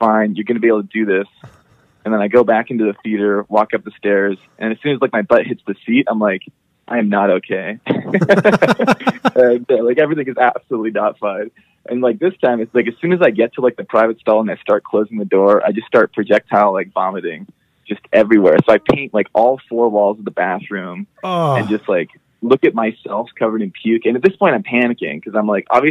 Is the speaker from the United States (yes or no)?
no; Alberta, Canada; I'm from Alberta.